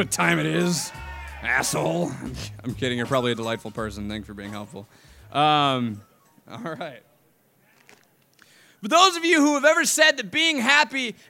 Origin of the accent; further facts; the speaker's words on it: Chicago, Illinois, United States; I'm from Chicago